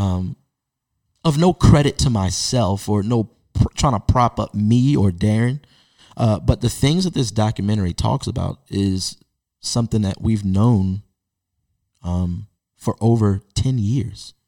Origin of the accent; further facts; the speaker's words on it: Baltimore, Maryland, United States; as a Baltimore-born Baltimore Ravens fan